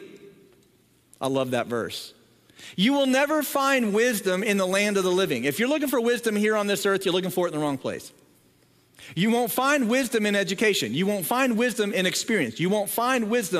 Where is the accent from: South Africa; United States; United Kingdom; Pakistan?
United States; Southern Ohio; moved away; I grew up in Southern Ohio